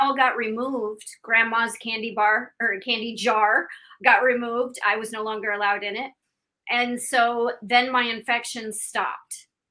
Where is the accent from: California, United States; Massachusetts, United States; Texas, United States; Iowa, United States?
Iowa, United States; also born or lived in Illinois / Pennsylvania; now in Miami, United States; i'm from iowa i was born and raised there